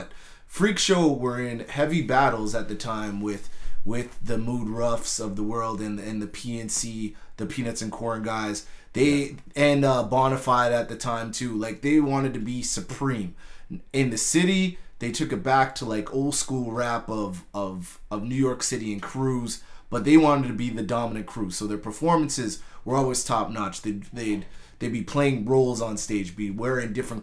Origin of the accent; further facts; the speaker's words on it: Winnipeg, Manitoba, Canada; moved away; also born or lived in Mississauga, Ontario; people knew I was from Winnipeg